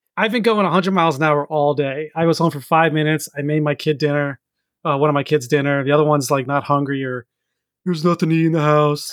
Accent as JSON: {"language": "English", "region": "New York", "country": "United States", "tie": "born or raised there", "moved": "yes", "lives_now": "Virginia, United States", "said": "growing up in New York"}